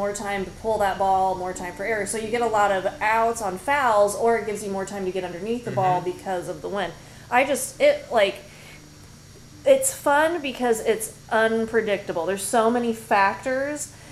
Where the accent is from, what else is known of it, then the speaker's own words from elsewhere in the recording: Indiana, United States; because I'm from Indiana?